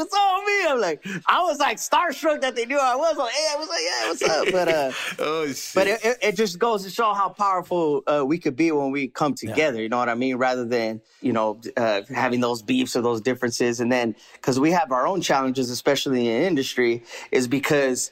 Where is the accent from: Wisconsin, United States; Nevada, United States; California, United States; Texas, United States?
California, United States; I grew up here in California, you know, Califas